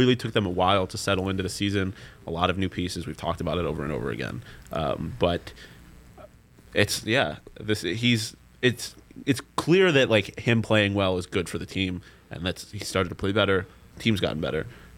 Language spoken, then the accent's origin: English; Buffalo, New York, United States; accent: Buffalo; I have an accent. I don't know what to tell you. It's my Buffalo accent.